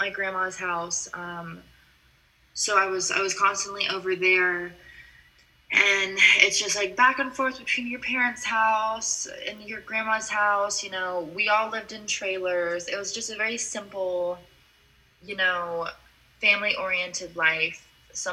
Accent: Florida, United States; I am from Florida.

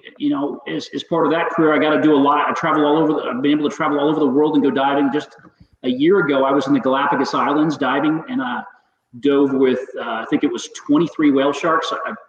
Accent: San Antonio, Texas, United States; born there; also born or lived in Spain; Well, so I was born in San Antonio, Texas, and my father was in the Air Force.

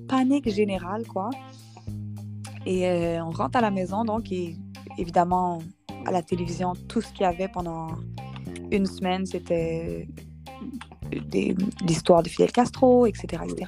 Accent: Montreal, Quebec, Canada; je suis née à Montréal, au Québec, au Canada

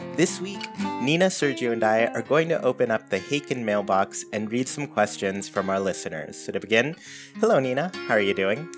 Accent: Southern California, United States; I'm from Southern California

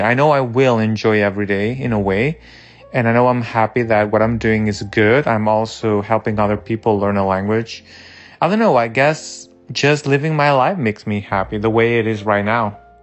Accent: Barcelona, Catalonia, Spain; moved away as an adult; also born or lived in Mallorca; now in United States; I am from Barcelona, but I was born in Mallorca and I have been living in the United States for six years.

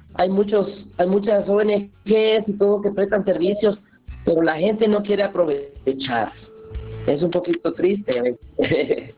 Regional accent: Santa Lucía Milpas Altas, Sacatepéquez, Guatemala; yo soy de, yo soy de aquí de Santa Lucía, mi Pasalta, se llama el pueblo, queda cerca de Antigua Guatemala

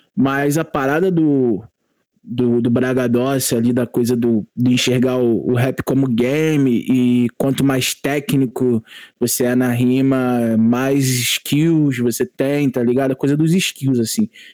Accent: Mesquita, Rio de Janeiro, Brazil; also born or lived in São João de Meriti; de ter nascido em São João, é, de dois, de, com dois anos de idade e morar em Mesquita, porque meus pais estavam se separando, é, e aí ter passado minha infância, minha, minha, minha adolescência em Mesquita

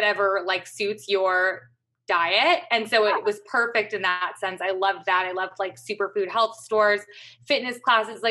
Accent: Madison, Wisconsin, United States; moved away as an adult; also born or lived in Chicago / Los Angeles; now in New York City, United States; I grew up in Wisconsin, grew up in Madison

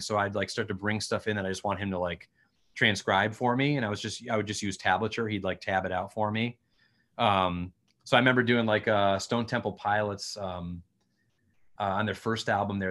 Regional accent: Connecticut, United States; we're from Connecticut, or we all were at the time. I'm still here

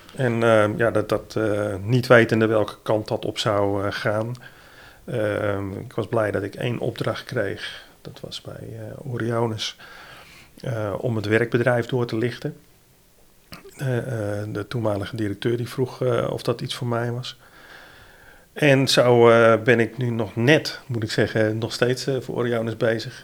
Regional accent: Middelburg, Zeeland, Netherlands; also born or lived in Vlissingen; ik ben Zeeuw. Ik kom uit, eh, eh, uit Zeeland, geboren in Middelburg.

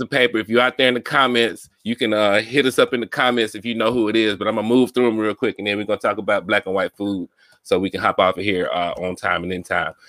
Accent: Mobile, Alabama, United States; I grew up in Mobile

